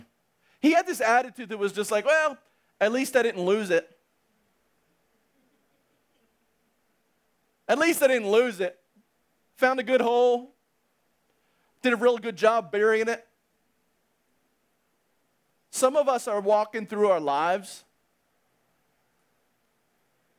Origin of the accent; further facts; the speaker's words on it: United States; I'm simply an American that has a regular job